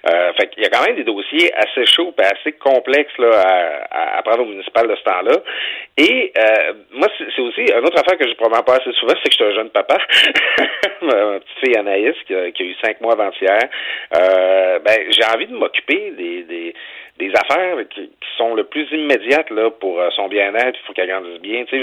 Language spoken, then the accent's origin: French; Lac Saint-Jean, Quebec, Canada; moi, j'ai grandi au Lac Saint-Jean. Je, je, le dis pas assez souvent que j'ai grandi au Lac Saint-Jean.